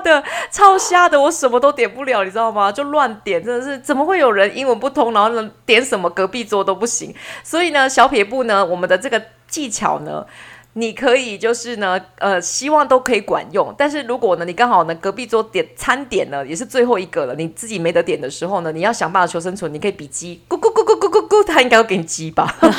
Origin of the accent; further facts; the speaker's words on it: Taiwan; 只有我们两个台湾人在用台语当密语